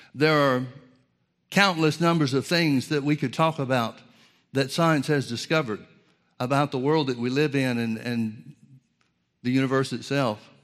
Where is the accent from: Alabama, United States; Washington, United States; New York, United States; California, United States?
Alabama, United States; Birmingham; I grew up in the Southern Baptist Church in Birmingham, Alabama